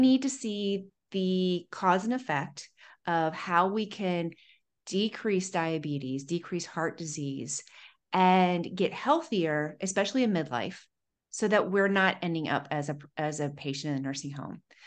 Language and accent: English; Ohio, United States; I'm from Ohio